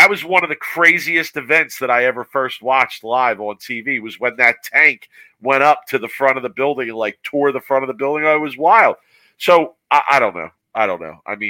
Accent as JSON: {"language": "English", "town": "Philadelphia", "region": "Pennsylvania", "country": "United States", "tie": "born or raised there", "said": "The Philadelphia team doesn't exist anymore. So you know, there goes my hometown team."}